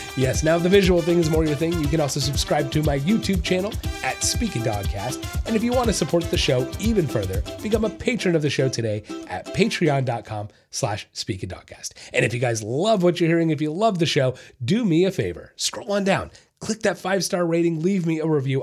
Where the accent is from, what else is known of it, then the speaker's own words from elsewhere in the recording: Florida, United States; I'm from Florida